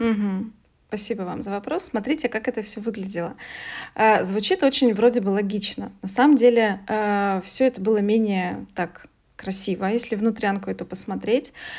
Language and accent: Russian; Veliky Novgorod, Novgorod Oblast, Russia; я из Великого Новгорода, здесь 200 тысяч э, ну, населения